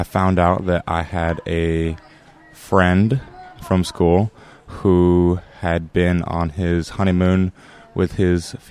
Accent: Iowa, United States; I'm from Iowa and how I got a funny accent

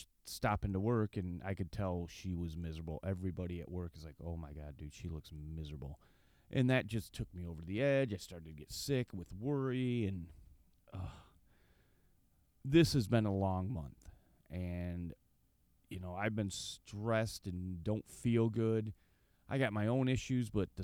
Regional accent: Michigan, United States; I grew up sheltered here in Michigan

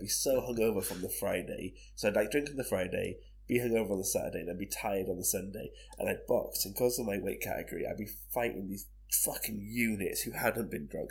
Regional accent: Barry, Wales, United Kingdom; we grew up around Barry

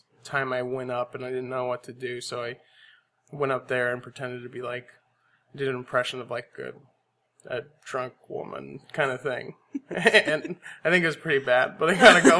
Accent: Aurora, Colorado, United States; also born or lived in San Antonio, Texas / Boerne, Texas; now in Austin, United States; most of my childhood was in Aurora, Colorado

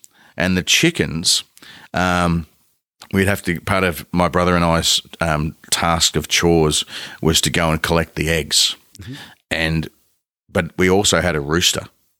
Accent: Ballarat, Victoria, Australia; I grew up just outside of Ballarat for most of my young life, mm-hmm. probably from like when I was prep age through to, I want to say 18-ish.

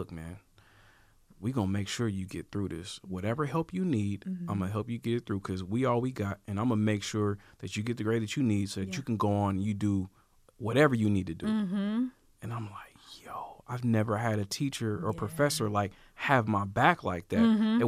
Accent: Portland, United States; moved away as an adult; also born or lived in Houston, Texas; growing up in Portland

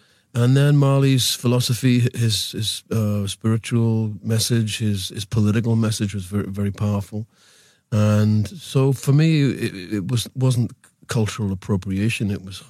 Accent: England, United Kingdom; I was brought up in England in the 50s and 60s, and we had a very influential West Indian community.

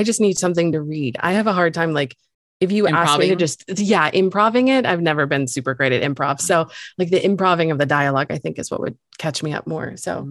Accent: England, United Kingdom; I swear we're both English, but I do not understand what's happening.

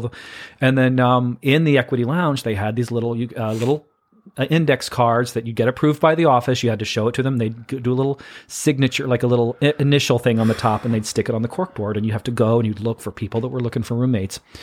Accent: Missouri, United States; moved away as an adult; now in New York City, United States; small town Missouri boy, grew up about an hour south of downtown Saint Louis

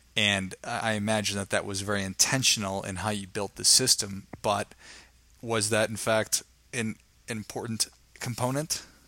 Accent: Midwest, United States; I'm from the Midwest

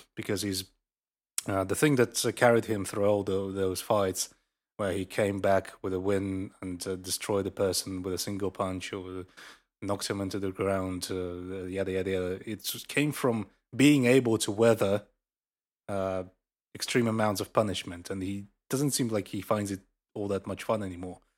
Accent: Russia; a Russian citizen

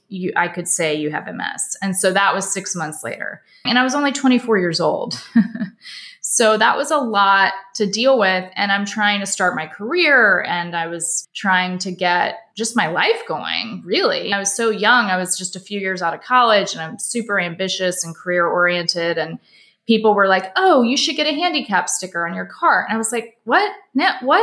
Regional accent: Charleston, South Carolina, United States; moved away as an adult; also born or lived in New York City / Los Angeles; I'm from Charleston, South Carolina, where I now live.

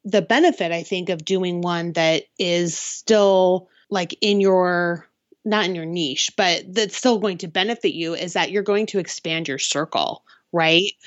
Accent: Seattle, Washington, United States; I am from the Seattle area

